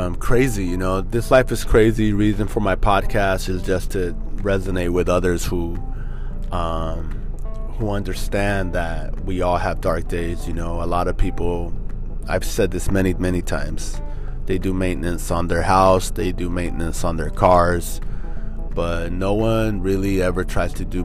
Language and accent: English; Norwalk, United States; We grew up in Norwalk